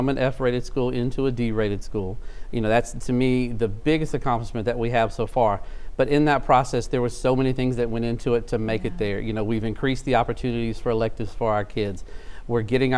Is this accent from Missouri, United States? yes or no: no; South Louisiana, United States; moved away as an adult; also born or lived in Shreveport-Bossier, Louisiana; now in Shreveport, United States; I'm originally from South Louisiana. I moved here to go to school